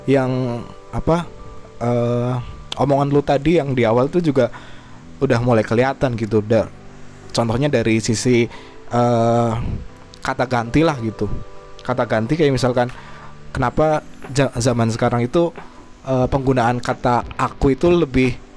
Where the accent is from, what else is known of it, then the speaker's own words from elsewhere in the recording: Java, Indonesia; kita juga dari Jawa gitu loh uh, kita nyambung sama apa yang uh, mau dibahas hari ini